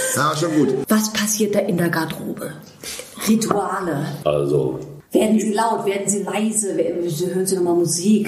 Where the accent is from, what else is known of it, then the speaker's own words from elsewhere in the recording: Ruhr area, North Rhine-Westphalia, Germany; ich bin durch Zufall im Ruhrgebiet geboren und da auch äh, lebe da auch